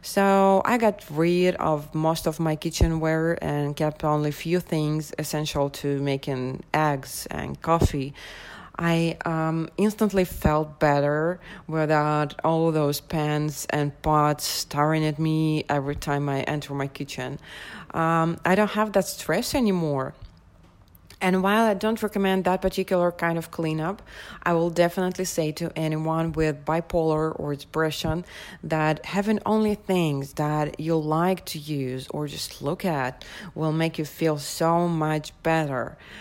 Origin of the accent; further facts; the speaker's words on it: Moscow, Russia; I'm from Moscow, Russia